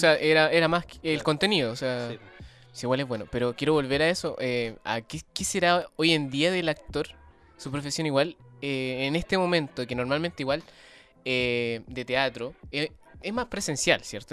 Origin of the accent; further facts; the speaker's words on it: Chile; en Chile, nuestro paisito